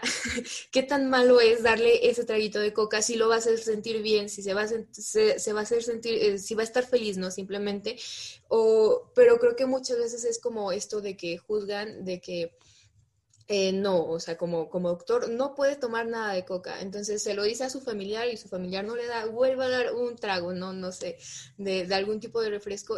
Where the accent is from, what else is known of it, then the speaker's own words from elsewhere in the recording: Fresnillo, Zacatecas, Mexico; yo soy de Zacatecas, en especial de, de, un, de una ciudad pequeña que se llama Fresnillo, y mi papá es agricultor